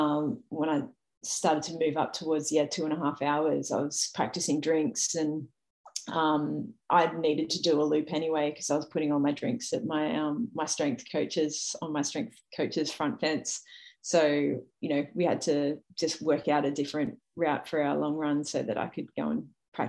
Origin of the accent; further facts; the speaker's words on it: Sydney, New South Wales, Australia; raising my profile as an athlete in my hometown